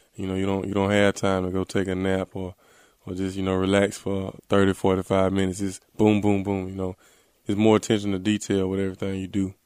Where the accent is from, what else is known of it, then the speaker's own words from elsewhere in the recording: Selma, Alabama, United States; my hometown in Selma, Alabama